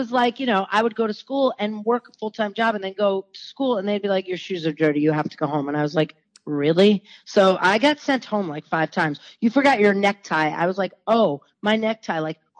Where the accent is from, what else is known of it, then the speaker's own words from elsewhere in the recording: Connecticut, United States; I can't be like, I'm a New Yorker from Connecticut. So whatever. I'm a New Englander.